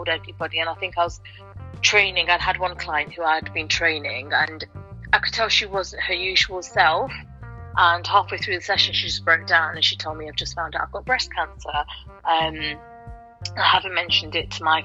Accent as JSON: {"language": "English", "town": "Nottingham", "region": "East Midlands", "country": "United Kingdom", "tie": "born or raised there", "said": "I was a girl from Nottingham, born and bred from the community"}